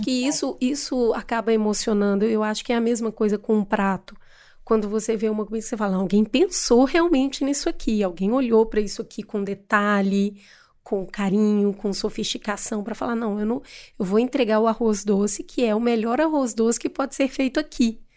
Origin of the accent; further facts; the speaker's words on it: Minas Gerais, Brazil; Eu, eu sou mineira e eu tenho muito orgulho de ser de Minas